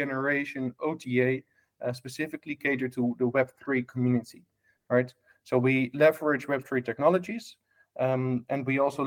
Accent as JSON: {"language": "English", "town": "Amsterdam", "region": "North Holland", "country": "Netherlands", "tie": "born or raised there", "second_language": "English", "moved": "yes", "said": "I was born in a hotel back in Amsterdam in Holland, hence my strange accent."}